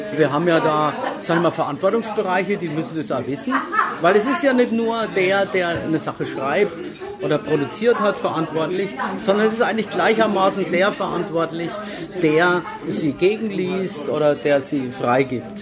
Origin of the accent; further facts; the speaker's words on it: Würzburg, Bavaria, Germany; ich bin äh, geborener Würzburger